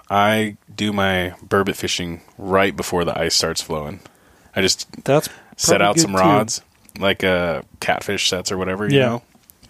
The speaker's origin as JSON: {"language": "English", "region": "Southeast Alaska", "country": "United States", "tie": "born or raised there", "also_born_or_lived": "Galena, Alaska", "moved": "as an adult", "said": "I grew up in Southeast."}